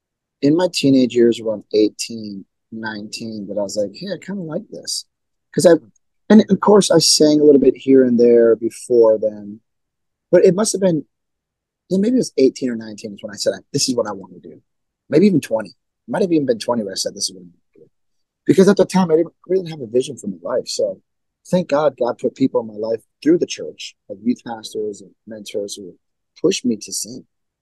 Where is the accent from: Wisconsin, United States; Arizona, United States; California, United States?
Wisconsin, United States; Milwaukee; All born right. Born and raised. Yep.